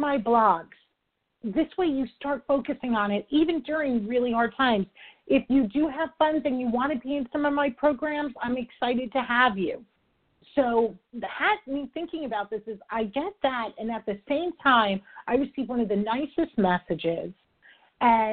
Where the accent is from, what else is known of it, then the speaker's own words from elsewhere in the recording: New York, United States; I'm a New Yorker, I talk fast